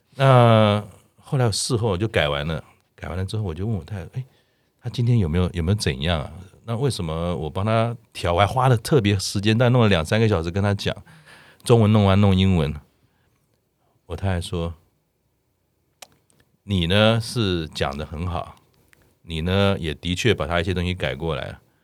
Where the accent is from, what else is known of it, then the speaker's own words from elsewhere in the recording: Taiwan; 我们台湾人